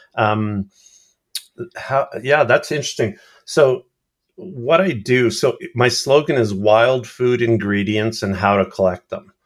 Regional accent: Canada; I'm talking Canadian

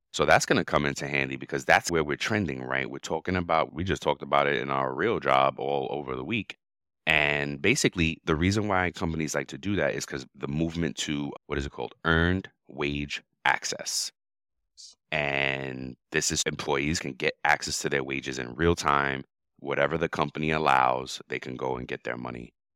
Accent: New York, United States; moved away; I grew up in New York in the eighties

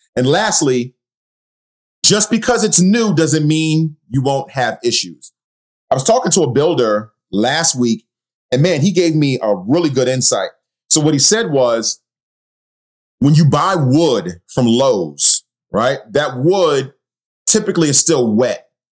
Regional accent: New York City, New York, United States; growing up in Queens, New York

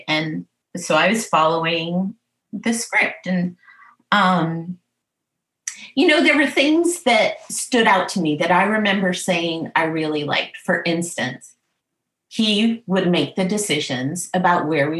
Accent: New England, United States; I was from the New England area

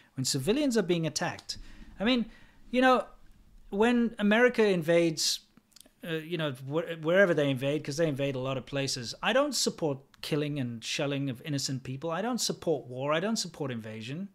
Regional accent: South Africa; now in United States; And I also don't support my country. I think South Africa is a shithole.

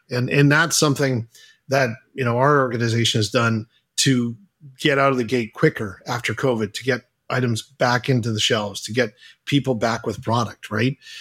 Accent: Halifax, Nova Scotia, Canada; Adam and I are both Canadian

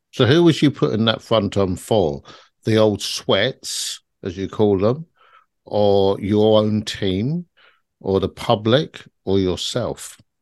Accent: London, United Kingdom; I grew up in South London in a very harsh environment

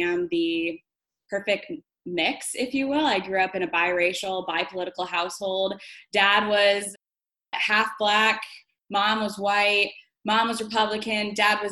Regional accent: Tucson, Arizona, United States; moved away as an adult; now in Chicago, United States; I'm actually from Tucson, Arizona, born and raised Tucsonan

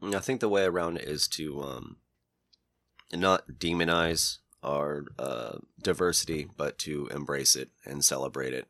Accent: United States; We're all American

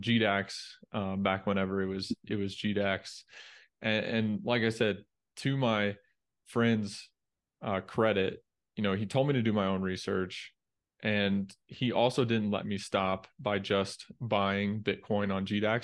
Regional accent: Indiana, United States; moved away as an adult; also born or lived in Dallas; I grew up in Indiana

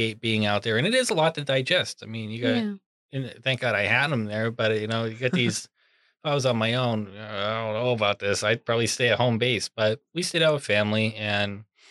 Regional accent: Pennsylvania, United States; I'm from Pennsylvania

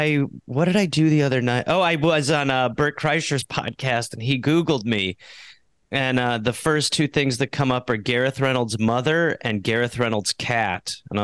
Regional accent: United Kingdom; I'm British.

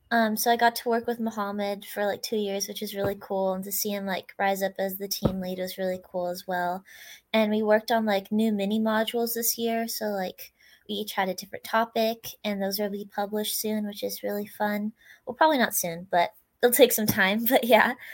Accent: Sherwood, Oregon, United States; I'm from Sherwood, Oregon, and I just graduated high school like two days ago.

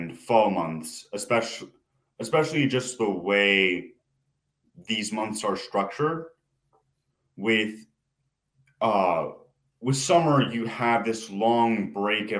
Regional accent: Oregon, United States; I am from Oregon

